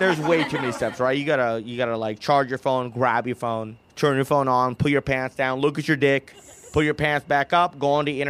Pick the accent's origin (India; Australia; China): India; You're British. And I'm Indian.